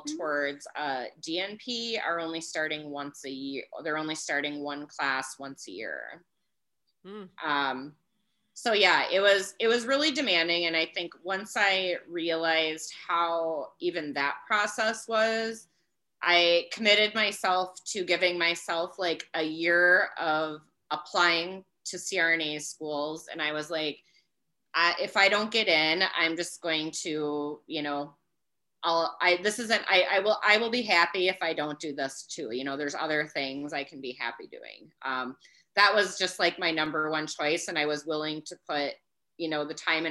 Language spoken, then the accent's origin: English; Wisconsin, United States; where I'm working now is very close to my hometown